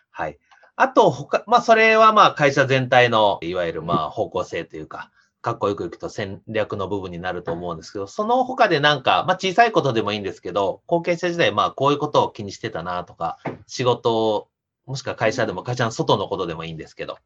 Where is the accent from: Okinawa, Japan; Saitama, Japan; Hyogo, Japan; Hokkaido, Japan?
Saitama, Japan; Soka; moved away; 埼玉県の草加市ですね。